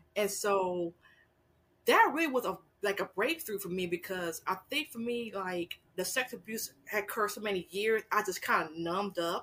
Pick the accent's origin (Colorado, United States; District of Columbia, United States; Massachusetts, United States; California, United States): California, United States; Los Angeles; moved away as an adult; also born or lived in Fort Hood, Texas; now in San Antonio, United States; I'm originally from Los Angeles, California, and I came to um, Texas by way of military.